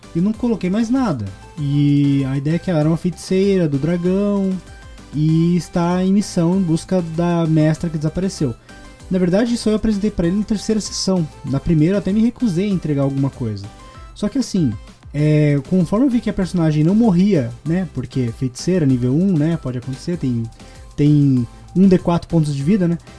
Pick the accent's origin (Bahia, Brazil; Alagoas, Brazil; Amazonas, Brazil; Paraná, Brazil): Paraná, Brazil; Curitiba; accent: R puxado; eu sou de Curitiba e eu tenho muito costume de puxar o R para tudo